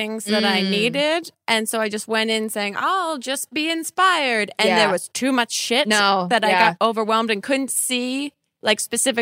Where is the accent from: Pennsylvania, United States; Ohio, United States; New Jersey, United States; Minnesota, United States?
New Jersey, United States; now in California, United States; I was born in Jersey where avocados are this big